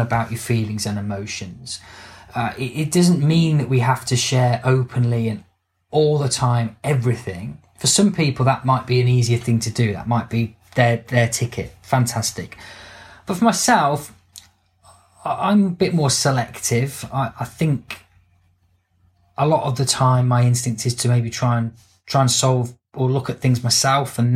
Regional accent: United Kingdom; if we're British

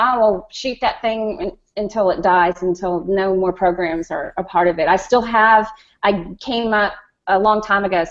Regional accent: New York City, New York, United States; I'm from Queens, New York

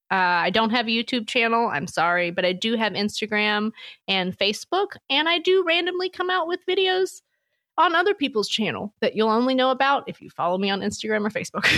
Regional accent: Louisiana, United States; I'm from Louisiana

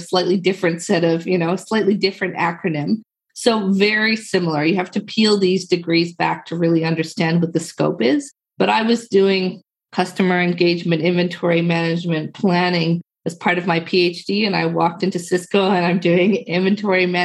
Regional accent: Newfoundland and Labrador, Canada; I am from Newfoundland, Canada.

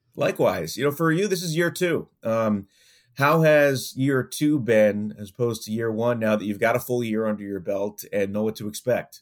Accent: New York, United States; I grew up in New York

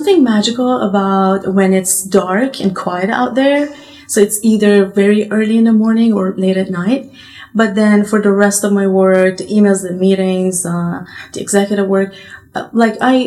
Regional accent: Iran; moved away; They immigrated to Iran, and I was born in Iran

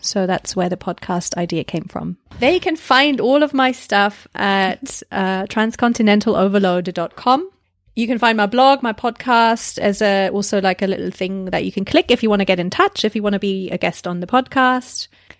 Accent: Germany; first language German; English is a second language; moved away as an adult; also born or lived in United Kingdom; now in United States; So I'm originally from Germany, but moved to the UK and then 10 years ago to the States.

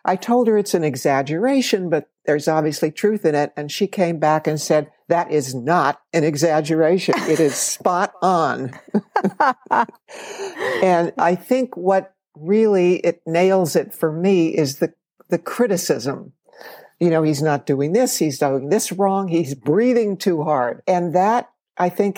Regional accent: Los Angeles, California, United States; I grew up in Los Angeles

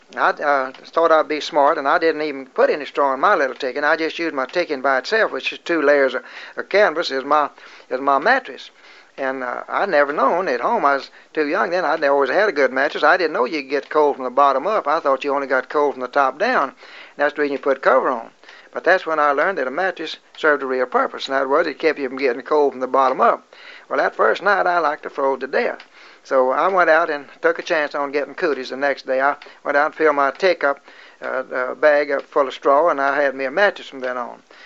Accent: United States; they they recognized us as being American Boy Scouts

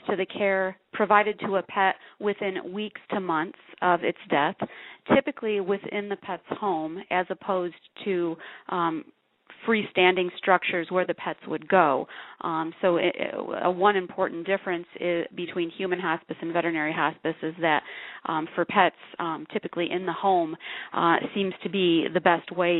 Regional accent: Jackson, Michigan, United States; moved away as an adult; now in Tucson, United States; I'm originally from Michigan

